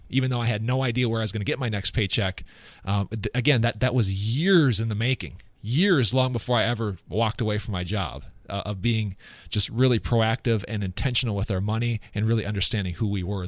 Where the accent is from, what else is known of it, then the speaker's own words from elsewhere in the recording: West Central Minnesota, United States; also born or lived in Sioux Falls, South Dakota / Phoenix, Arizona; I grew up in West Central Minnesota